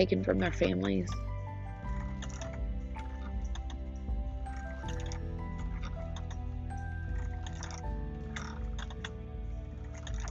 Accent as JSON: {"language": "English", "country": "United States", "said": "the freedoms that I have as an American."}